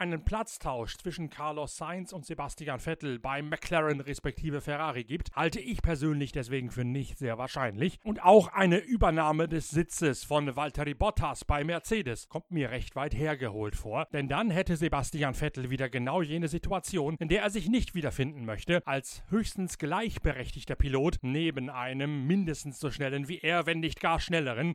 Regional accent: Westerende, Lower Saxony, Germany; moved away; ein TuS Westerende, der Fußballverein in meiner alten Heimat

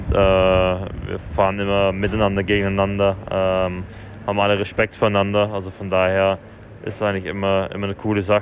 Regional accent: Belgium; Ich glaube, Spa ist für mich immer äh

